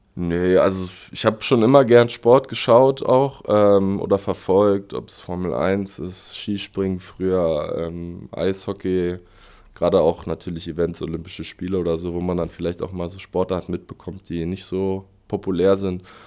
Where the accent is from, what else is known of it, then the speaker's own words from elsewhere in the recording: Berlin, Germany; moved away as an adult; now in Aschaffenburg, Germany; Ich komme aus Westberlin, aus äh, Spandau, also ganz im Westen. Ähm, genau, da bin ich au aufgewachsen